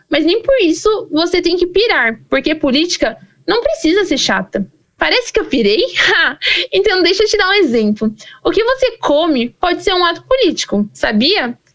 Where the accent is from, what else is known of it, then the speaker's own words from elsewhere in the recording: Brazil; E de onde? Meu, eu só posso dizer que eu sou do Brasil.